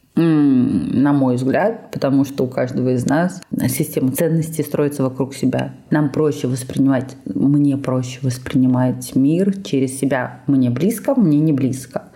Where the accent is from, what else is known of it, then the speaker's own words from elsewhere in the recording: Georgia; moved away; я родилась, я росла долго в Грузии с её менталитетом